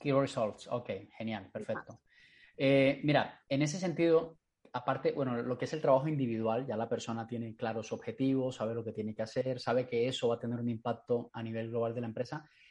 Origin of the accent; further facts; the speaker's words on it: Colombia; colombiana de mi tierra